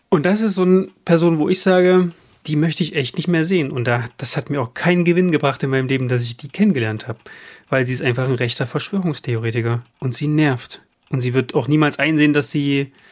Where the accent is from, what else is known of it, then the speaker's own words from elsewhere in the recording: near Leipzig, Saxony, Germany; Ich bin ja in den 90er Jahren im Osten groß geworden, in der Nähe von Leipzig.